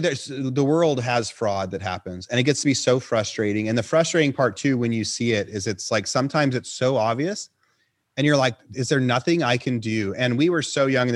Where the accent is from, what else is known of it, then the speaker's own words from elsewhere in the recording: Northern California, United States; moved away as an adult; also born or lived in San Luis Obispo, California; now in Austin, United States; I was also from Northern California originally. I live in Austin, Texas now.